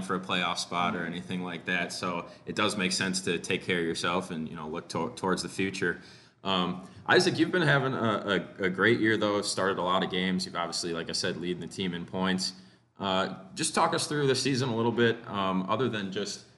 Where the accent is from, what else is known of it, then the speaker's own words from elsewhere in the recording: Antigo, Wisconsin, United States; I'm from Anago as well